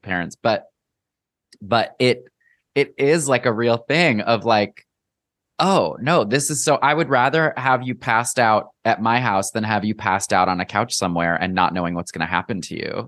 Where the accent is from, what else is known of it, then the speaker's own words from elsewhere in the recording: Midwest, United States; growing up in the Midwest